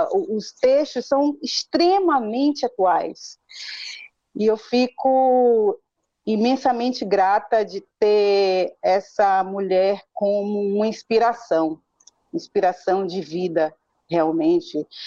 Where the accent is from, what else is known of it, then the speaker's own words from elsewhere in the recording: Salvador, Bahia, Brazil; moved away as an adult; now in São Paulo, Brazil; eu sou de Salvador, é, migrei para São Paulo já aos 24, 25 anos